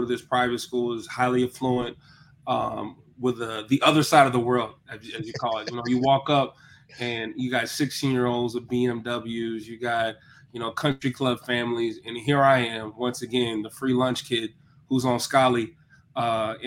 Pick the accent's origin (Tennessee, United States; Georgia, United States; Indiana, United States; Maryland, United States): Tennessee, United States; Cleveland; I'm a Bradley County kid. It's a good spot.